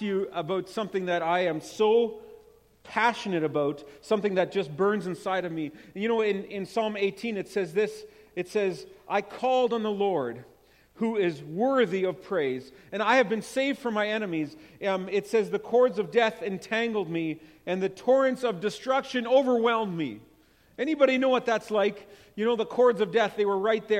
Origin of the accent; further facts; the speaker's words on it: Winkler, Manitoba, Canada; moved away as an adult; now in Winnipeg, Canada; I am from Winkler, and that's where I grew up, but I live in Winnipeg for the last 8 years